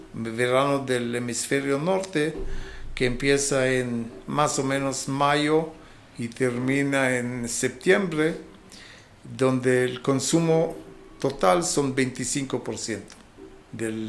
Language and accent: Spanish; Israel; moved away as an adult; also born or lived in England / Angola; soy oriundo de Israel